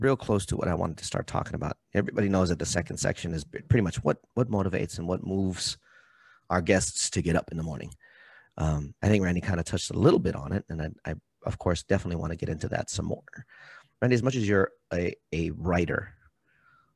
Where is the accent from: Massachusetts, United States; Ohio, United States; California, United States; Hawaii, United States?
Hawaii, United States; I also come from a culture that has its own language, being Hawaiian